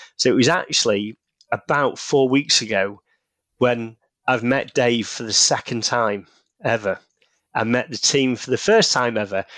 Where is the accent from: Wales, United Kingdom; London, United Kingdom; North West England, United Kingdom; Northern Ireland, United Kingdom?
North West England, United Kingdom; Manchester; you can probably tell from the accent, based in the U K, in, uh, the, the north, uh, of England, in Manchester